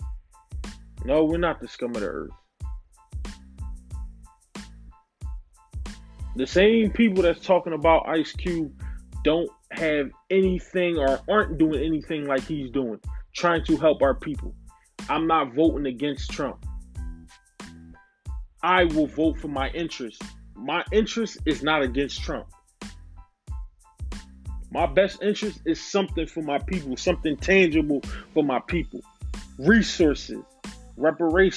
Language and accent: English; United States; I'm black American